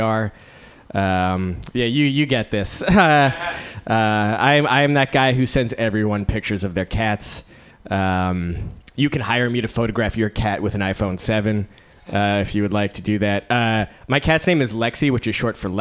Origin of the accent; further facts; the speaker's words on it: East Coast, United States; moved away as an adult; now in Bay Area, United States; On the East Coast, I was something of a failure, but then I moved to the Bay Area